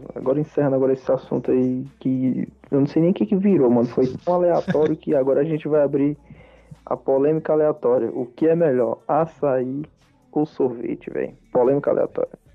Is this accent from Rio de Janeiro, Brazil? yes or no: no; Ceará, Brazil; eu sou cearense